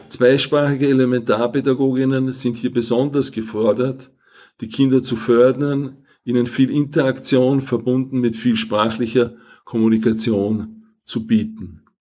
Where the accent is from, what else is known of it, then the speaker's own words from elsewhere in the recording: Vienna, Austria; first language Hungarian; Slovenian is a second language; Rodil sem se kot otrok mačarskih peguncev na Dunaju, kjer sem tudi doraščal. Ne morem se spominjati, da bi se v družini kolikdaj pogovarjali o jezikih. Vsekakor pa je bilo jasno, da smo se doma pogovarjali v mačarščini